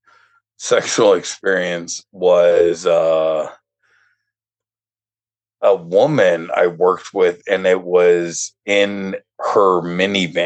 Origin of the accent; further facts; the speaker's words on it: Denver, Colorado, United States; I grew up in Denver, well, in one of the suburbs outside of Denver